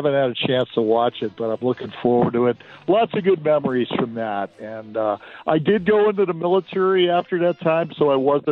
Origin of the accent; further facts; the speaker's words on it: Chicago, Illinois, United States; I grew up in Chicago and then lived up in the suburbs.